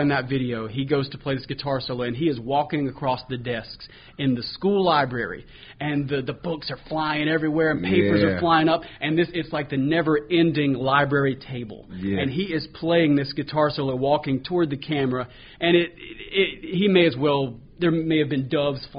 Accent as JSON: {"language": "English", "town": "Lincolnton", "region": "North Carolina", "country": "United States", "tie": "born or raised there", "also_born_or_lived": "Jacksonville, North Carolina / Nashville", "said": "my hometown is Lincolnton, North Carolina, which is, as you know, is right outside of Charlotte here"}